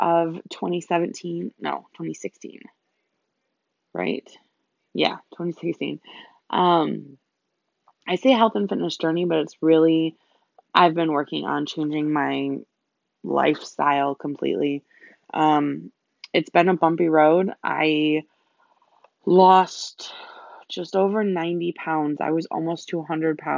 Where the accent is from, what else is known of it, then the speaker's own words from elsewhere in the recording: United States; also born or lived in Germany; I am an American